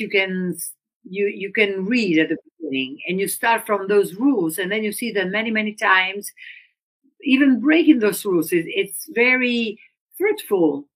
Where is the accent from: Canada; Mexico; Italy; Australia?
Italy; Udine, Friuli-Venezia Giulia; I'm from northern Italy, and so I grew up in Udine, which is a small uh, town next to the Austrian border